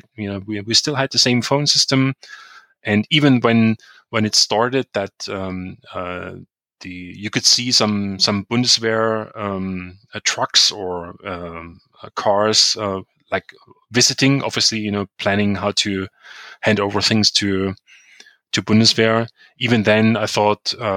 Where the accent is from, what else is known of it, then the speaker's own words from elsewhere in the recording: Chemnitz, Saxony, Germany; also born or lived in Leipzig; at the university in Chemnitz, in my hometown